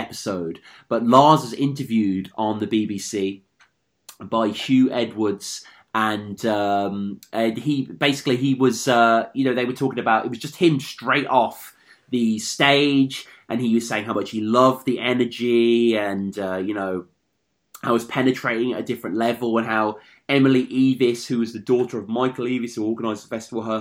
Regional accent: United Kingdom; I'm a Brit.

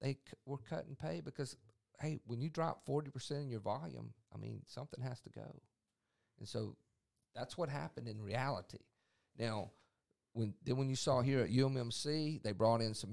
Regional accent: Mississippi Gulf Coast, United States; also born or lived in Yazoo City, Mississippi; I grew up here in Mississippi. I grew up on the Mississippi Gulf Coast

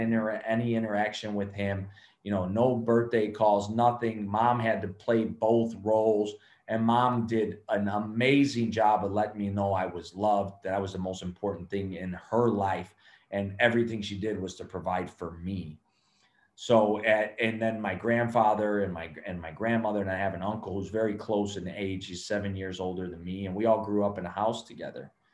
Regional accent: Chicago, Illinois, United States; also born or lived in Cuba / California; We would go live with them in Chicago, and then uh, that's where I grew up in Chicago.

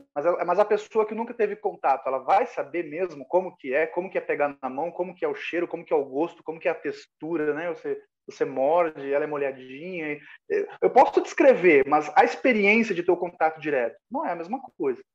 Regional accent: Caxias do Sul, Rio Grande do Sul, Brazil; moved away as an adult; also born or lived in Florianópolis; eu residia em Caxias do Sul, minha cidade natal, Serra Gaúcha

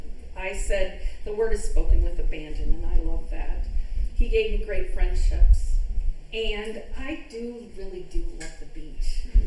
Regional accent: Midwest, United States; You have to know that we are Midwesterners all the way. I grew up in the Midwest.

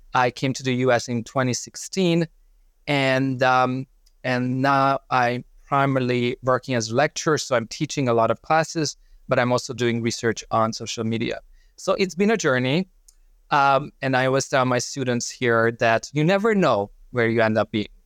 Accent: Hungary; moved away as an adult; originally I'm from Hungary

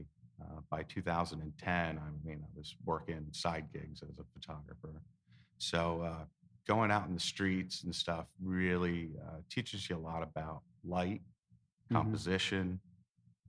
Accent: Easton, Pennsylvania, United States; also born or lived in Williams Township, Pennsylvania; I'm born and raised in Palmer. I lived in Williams Township for my teenage years

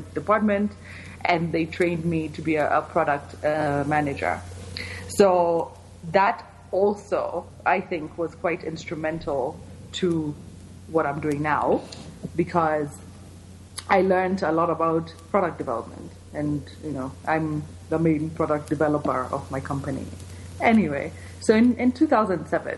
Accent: Kenya; moved away as an adult; also born or lived in San Diego, United States / California, United States; I am born and raised in Kenya. Did all my schooling here.

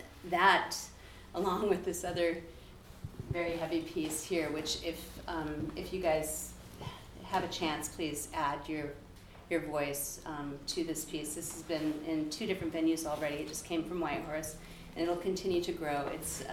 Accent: Nome, Alaska, United States; I grew up in Nome

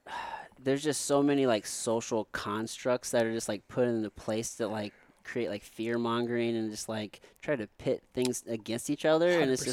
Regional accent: Jefferson City, Missouri, United States; also born or lived in Potosi, Missouri; now in St. Louis, United States; And I grew up in Jefferson City from the time I was, I don't know, like 11. But before then, I lived in Potosi, Missouri, which for the folks listening, it's a small little town, probably, I don't know, about an hour south of here in St. Louis.

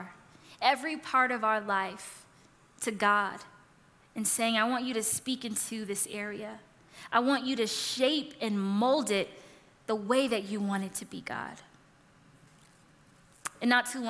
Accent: California, United States; now in Colorado, United States; I'm from California

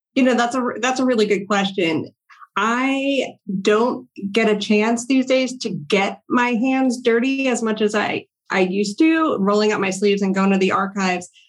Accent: Longmeadow, Massachusetts, United States; moved away as an adult; also born or lived in Washington, D.C.; I grew up in Longmeadow, Massachusetts, a very small town right next to Springfield

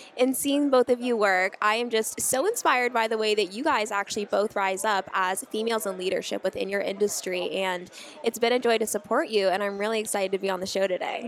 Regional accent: Scottsdale, Arizona, United States; I was born in Scottsdale, Arizona um, in February of 1997

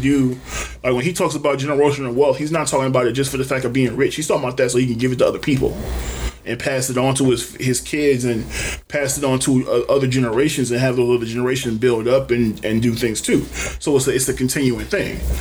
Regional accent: Detroit, Michigan, United States; I was from Detroit

